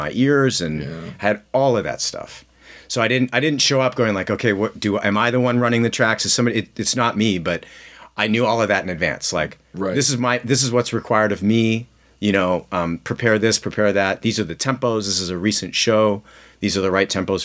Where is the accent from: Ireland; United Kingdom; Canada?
Canada; moved away as an adult; now in Los Angeles, United States; being Canadian and being, having grown up there